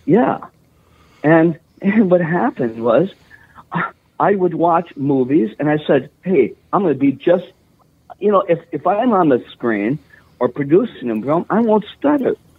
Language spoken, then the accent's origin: English; Virginia, Minnesota, United States; I grew up in Virginia, Minnesota